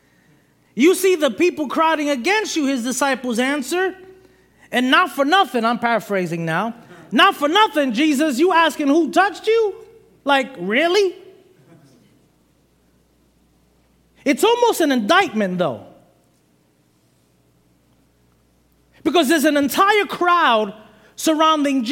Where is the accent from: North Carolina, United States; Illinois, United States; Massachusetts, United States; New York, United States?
New York, United States; New York City; moved away; I'm originally from Brooklyn, New York